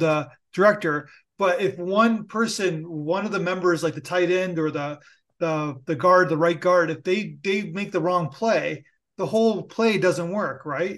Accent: Canada; I'm Canadian

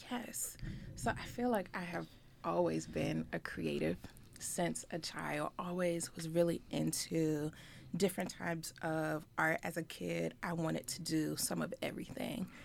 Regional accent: Richmond, Virginia, United States; I am from the Richmond area

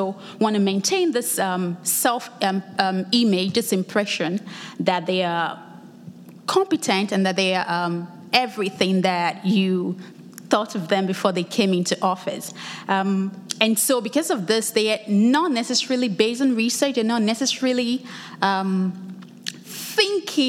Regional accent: Lagos, Nigeria; now in United States; I'm originally from Lagos, Nigeria. I was back home for the summer break

